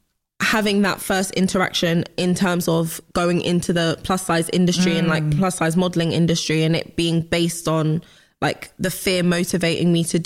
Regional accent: London, United Kingdom; West London.

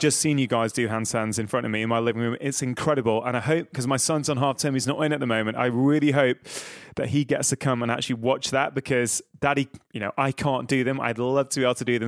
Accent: Manchester, North West England, United Kingdom; I'm from the Northwest, I'm from Manchester, that's where I sort of grown up most of my life

